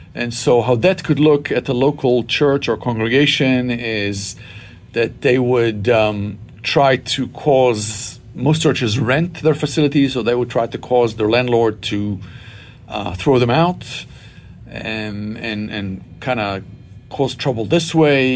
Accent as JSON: {"language": "English", "country": "Israel", "tie": "born or raised there", "moved": "yes", "said": "I was born and raised in Israel to uh, what we would call here a traditional Jewish family"}